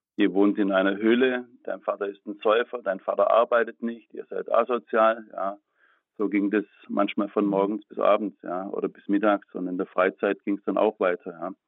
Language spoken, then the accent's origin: German; Baden-Württemberg, Germany; ich komme aus Baden-Württemberg